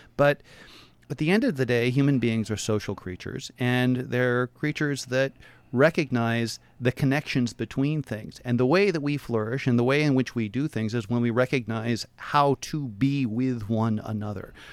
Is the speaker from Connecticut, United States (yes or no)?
no; Portland, Oregon, United States; born and raised in Portland